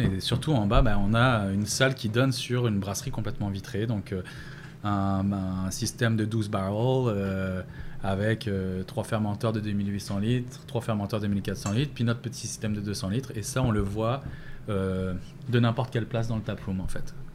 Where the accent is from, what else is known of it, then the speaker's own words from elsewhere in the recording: France; moved away as an adult; also born or lived in Pointe-Saint-Charles, Montreal; now in Montreal, Canada; Ça fait 11 ans que je suis parti de la France.